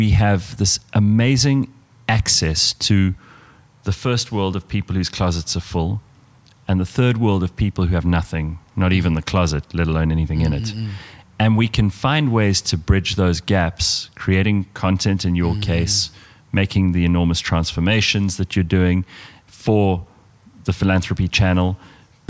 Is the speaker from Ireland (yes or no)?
no; South Africa; we're South African